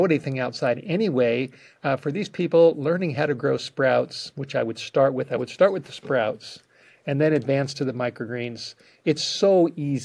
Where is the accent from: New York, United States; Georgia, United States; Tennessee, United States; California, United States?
California, United States; Los Angeles; I grew up in the Hollywood Hills